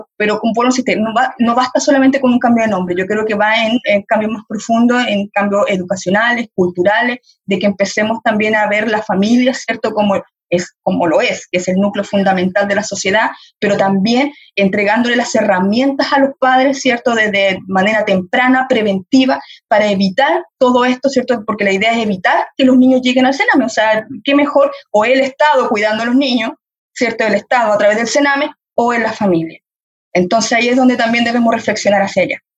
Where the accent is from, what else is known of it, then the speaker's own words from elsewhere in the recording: Chile; como sociedad chilena